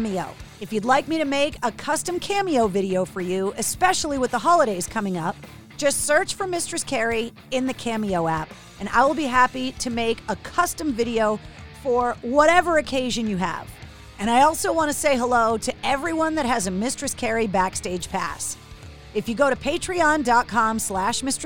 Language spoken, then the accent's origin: English; Boston, Massachusetts, United States; accent: Boston; I can get rid of my accent when I really concentrate on it. But if I have a drink or two and then somebody pisses me off, I go full Boston